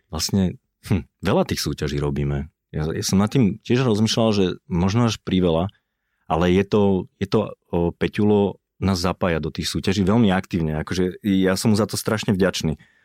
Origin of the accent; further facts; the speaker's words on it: Bratislava, Bratislava Region, Slovakia; rodený som Bratislavčan, ale som z Vajnor